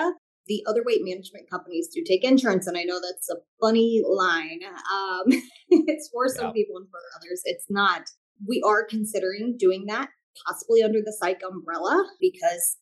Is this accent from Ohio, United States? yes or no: yes; Columbus, Ohio, United States; I am from Columbus, Ohio